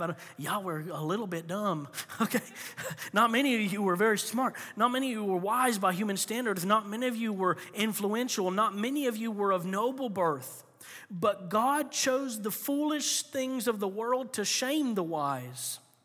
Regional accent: Florida, United States; moved away; I grew up in Florida

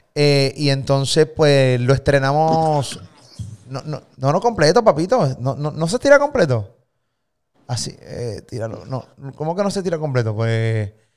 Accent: Puerto Rico; Yo vivo en Puerto Rico, eh, soy puertorriqueño

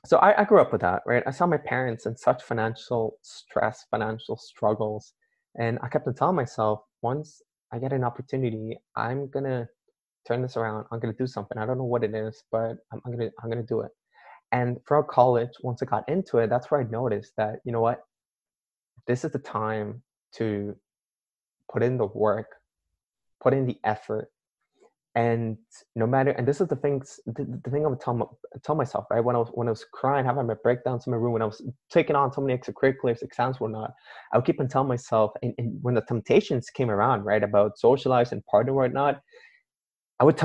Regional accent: Canada; my parents immigrated to Canada and they had me there

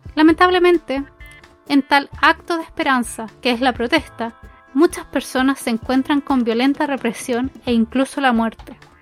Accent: Chile; situadas en Chile el país de donde vengo

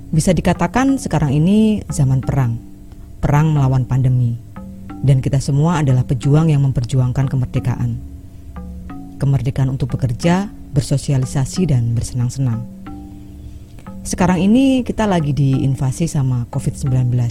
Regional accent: Lampung, Indonesia; saya akan berbagi cerita tentang pengalaman masa kecil di Lampung Timur

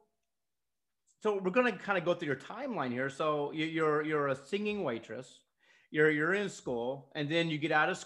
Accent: North Georgia, United States; I grew up in North Georgia

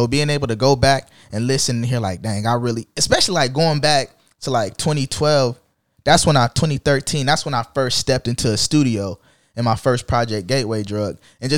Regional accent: Jacksonville, Florida, United States; I don't think I tattooed neither of them, but I'm from Jacksonville, though.

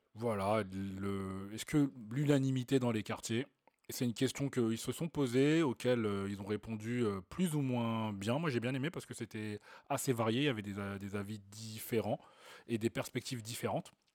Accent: Clichy-sous-Bois, Île-de-France, France; on est des mecs de cité, hein, on a grandi à Clichy-sous

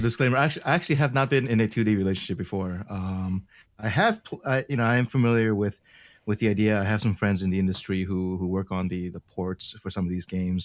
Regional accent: Baltimore, Maryland, United States; I'm actually from Baltimore, but, you know, I guess Korean would be like my, my parents

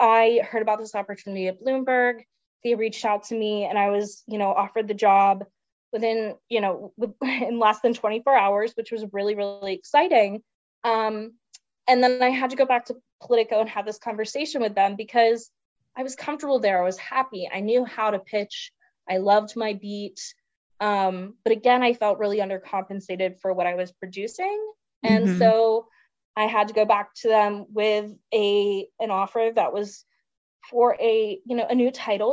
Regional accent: Salisbury, Maryland, United States; moved away as an adult; also born or lived in Washington, D.C.; if I was living in my hometown of Salisbury, Maryland

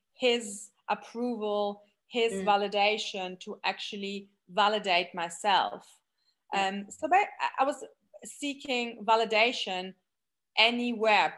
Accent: Germany; moved away; we grew up in Germany

